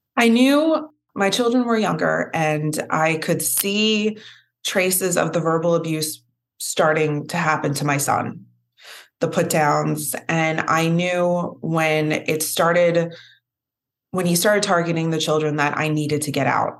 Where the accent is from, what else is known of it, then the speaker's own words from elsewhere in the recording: Philadelphia, Pennsylvania, United States; I'm from Philly